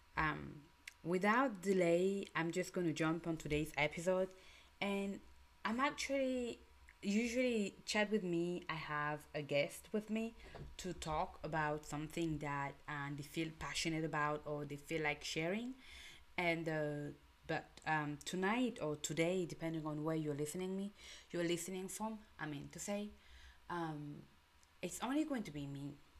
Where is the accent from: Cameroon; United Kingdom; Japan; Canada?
Cameroon; English is a second language; moved away; I'm from Cameroon, by the way, and um, just in a small village I live or small town I live, I grew up, there was already different cultures